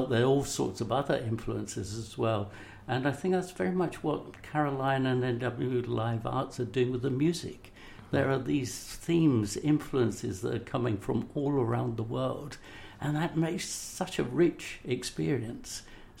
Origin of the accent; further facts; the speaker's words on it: Somers Town, London, United Kingdom; born there; I am from, well, you know, I was born up the road in Somers Town, for example.